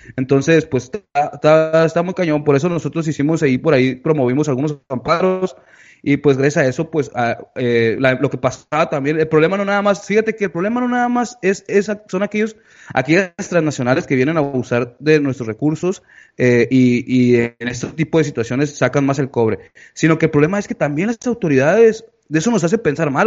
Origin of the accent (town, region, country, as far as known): Mexico